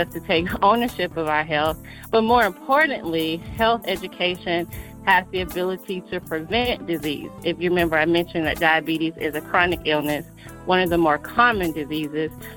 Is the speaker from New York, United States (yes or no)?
no; Atlanta, Georgia, United States; I'm from Atlanta, Georgia. I like to say I'm a true Georgia peach.